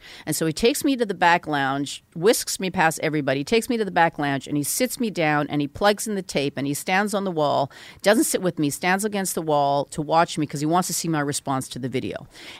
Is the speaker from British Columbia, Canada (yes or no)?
yes; Vancouver, British Columbia, Canada; born there; if you're asking where I was born in Vancouver. My parents are Korean.